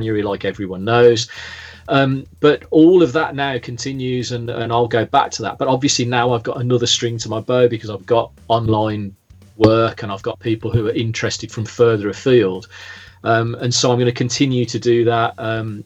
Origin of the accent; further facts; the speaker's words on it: the Midlands, England, United Kingdom; moved away as an adult; also born or lived in Staffordshire; now in Lyme Regis, United Kingdom; I am originally from the Midlands, as if you couldn't tell